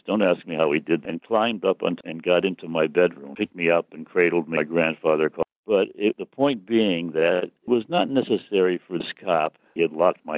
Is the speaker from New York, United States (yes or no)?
no; Connecticut, United States; my hometown of Wick, Connecticut